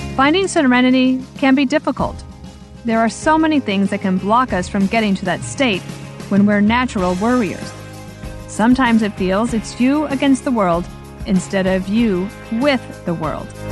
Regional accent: Midwest, United States; moved away; also born or lived in New York; I'm from the Midwest, and when I came to New York at first

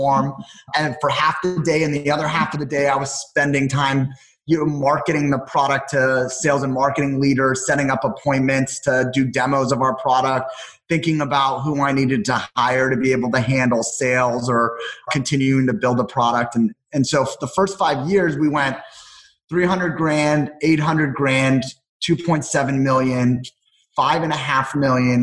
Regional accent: Los Angeles, California, United States; also born or lived in Las Vegas; I grew up in Los Angeles

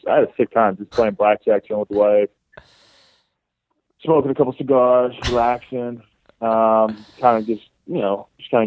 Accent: Baldwin, New York, United States; I'm from Baldwin.

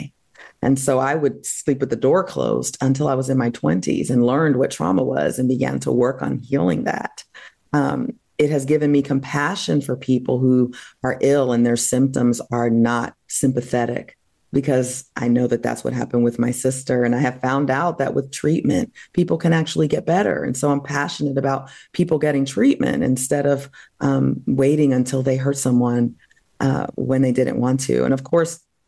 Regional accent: New Jersey, United States; also born or lived in Massachusetts; I grew up in New Jersey

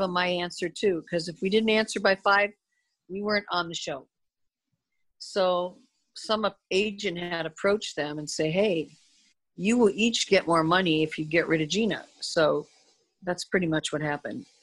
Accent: Midwest, United States; now in Coto de Caza, United States; I'm that way from the Midwest.

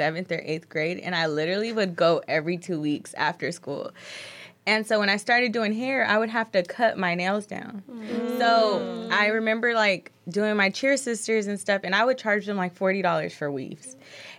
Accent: Pasadena, California, United States; I'm from Pasadena

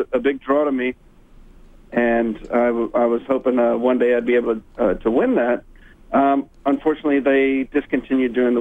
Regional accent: Texas, United States; also born or lived in Houston, Texas; I am from Texas.

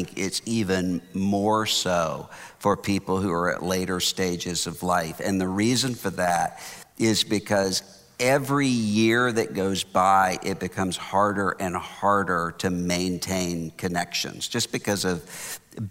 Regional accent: Biloxi, Mississippi, United States; now in Houston, United States; I'm from Biloxi, Mississippi

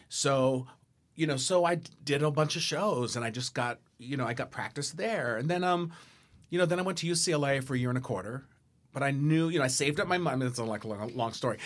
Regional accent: San Diego, California, United States; I grew up in San Diego.

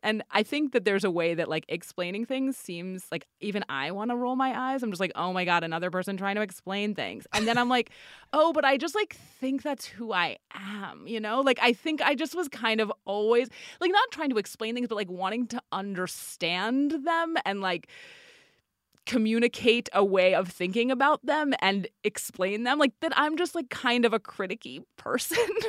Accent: New York, United States; I'm from New York. I went back to New York

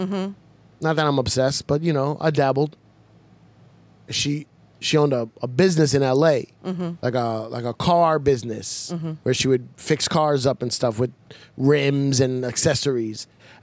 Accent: New York City, New York, United States; I'm from the Bronx.

